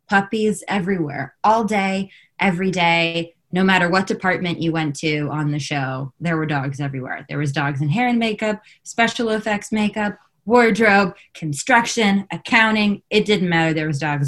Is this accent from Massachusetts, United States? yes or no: no; Los Angeles, California, United States; I grew up here in Los Angeles, which is where I am currently